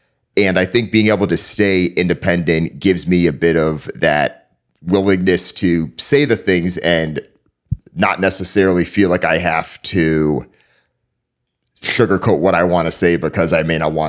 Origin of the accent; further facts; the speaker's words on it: East Hartford, Connecticut, United States; So I grew up in East Hartford, Connecticut.